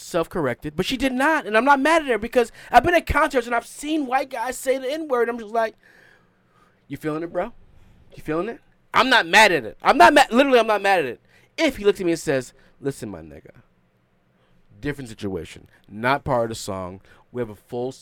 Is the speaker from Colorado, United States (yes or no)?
no; New York City, New York, United States; I'm from Queens. We raised differently.